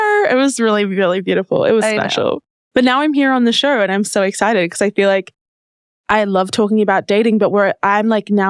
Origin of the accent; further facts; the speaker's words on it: Australia; I'm from Australia.